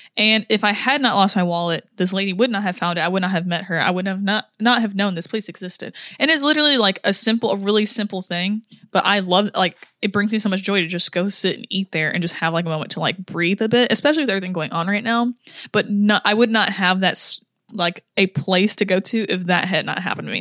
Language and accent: English; United States; I'm American